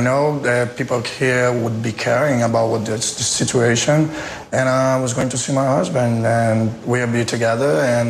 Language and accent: English; Brazil